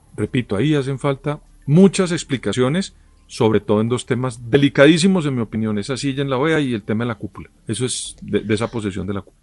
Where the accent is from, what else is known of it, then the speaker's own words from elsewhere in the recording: Colombia; yo como colombiano, yo tengo 56 años